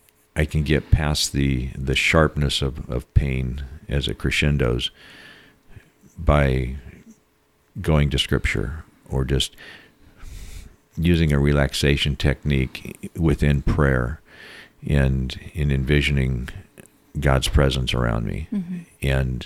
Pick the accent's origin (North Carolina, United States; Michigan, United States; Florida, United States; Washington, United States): Washington, United States; Seattle; And they asked me, I was from Seattle, I'd done bigger things than they had ever done, and asked me to lead the committee. And I said, no, this isn't my town.